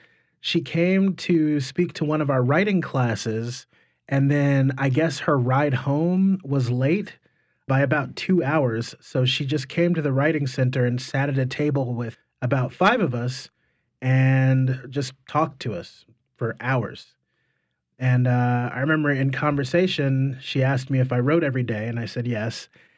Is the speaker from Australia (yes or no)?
no; Wiesbaden, Hesse, Germany; born there; And so I was born in Wiesbaden, Germany instead. So we traveled around an awful lot.